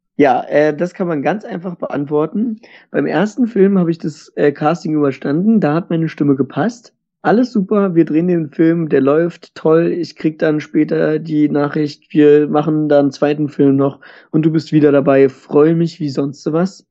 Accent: Germany; bei uns in Deutschland

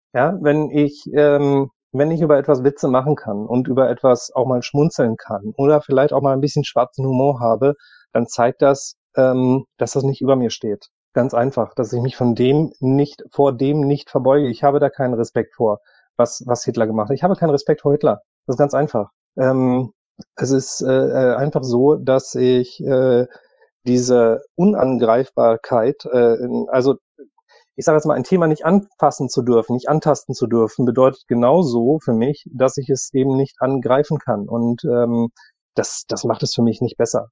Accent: Germany; wir Deutschen

